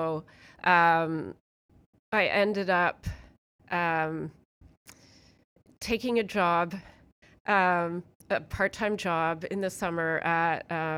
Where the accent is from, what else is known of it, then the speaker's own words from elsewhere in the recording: Hamilton, Ontario, Canada; born there; So I was born technically in Hamilton, in a hospital in Hamilton, although my parents were living in Burlington.